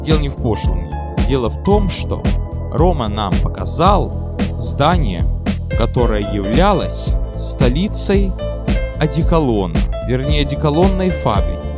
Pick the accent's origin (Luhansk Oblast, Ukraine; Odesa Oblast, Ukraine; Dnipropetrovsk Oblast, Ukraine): Odesa Oblast, Ukraine; Odesa; now in New York, United States; Я из Одессы